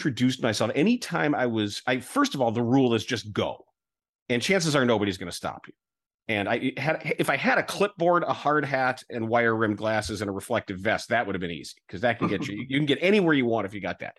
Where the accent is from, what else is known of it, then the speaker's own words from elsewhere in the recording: Chicago, Illinois, United States; I'm from Chicago